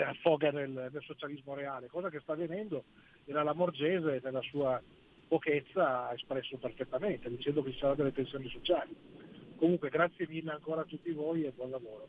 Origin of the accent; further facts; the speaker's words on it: Algeria; now in Italy; da algerino